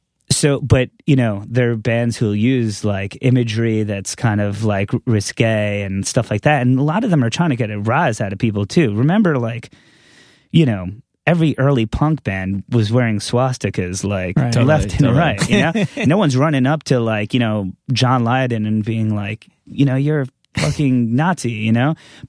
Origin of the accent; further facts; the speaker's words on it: New York, United States; I never knew what the fuck that was growing up on Long Island, right.